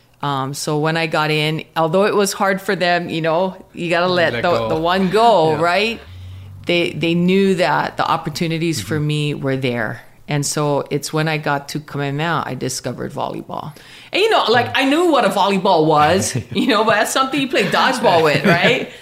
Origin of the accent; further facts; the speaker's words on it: Pahala, Hawaii, United States; I grew up in Pahala on the Big Island. So super small town, plantation town